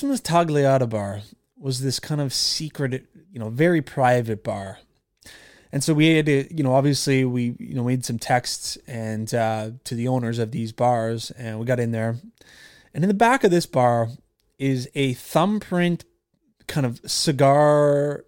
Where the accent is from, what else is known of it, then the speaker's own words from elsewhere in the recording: Nova Scotia, Canada; I was from Canada and, uh, from Nova Scotia specifically.